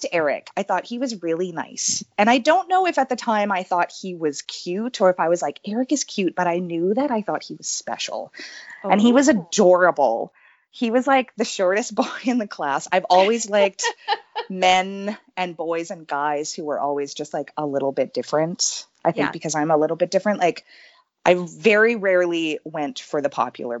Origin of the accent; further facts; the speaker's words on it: Winnipeg, Manitoba, Canada; I'm from Winnipeg, Manitoba